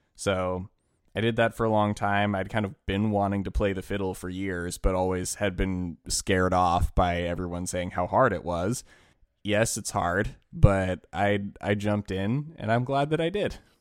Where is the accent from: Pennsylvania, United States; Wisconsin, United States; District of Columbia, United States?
District of Columbia, United States; Washington; we grew up in Washington, D C.